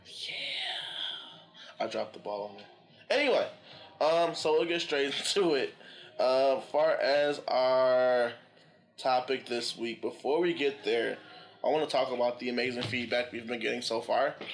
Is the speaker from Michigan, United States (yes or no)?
yes; Detroit, Michigan, United States; Chilling downtown Detroit. Yep. Shout out to the city. I love my hometown